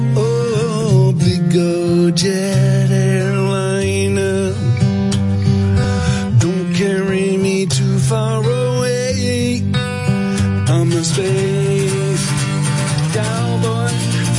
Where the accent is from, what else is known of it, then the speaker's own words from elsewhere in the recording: Dallas, Texas, United States; I'm from Dallas, Texas.